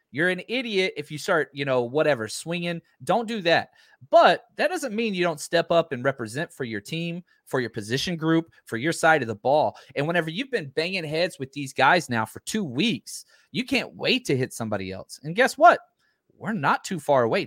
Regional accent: Texas, United States; I'm from Texa-, Texas

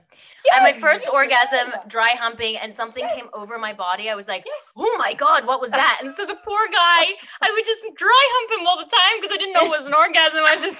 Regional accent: Australia; moved away as an adult; now in United States; Very small story is I was on Young and the Restless, came over from Australia, came to the States, didn't have a green card, didn't have anything.

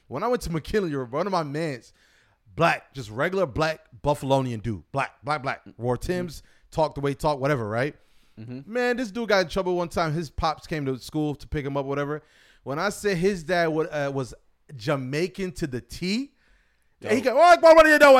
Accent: Kenya; born there; I tell someone I was born in Kenya every chance I get, and I was in Kenya for 2 seconds.

